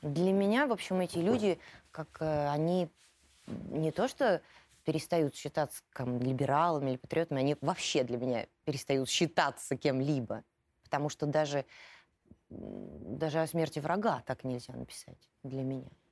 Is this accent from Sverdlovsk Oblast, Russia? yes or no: no; Moscow, Russia; also born or lived in Volgograd; я с раннего детства живу в Москве